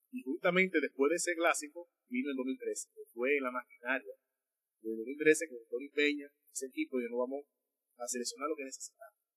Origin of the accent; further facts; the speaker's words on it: Dominican Republic; Yo soy dominicano, nosotros somos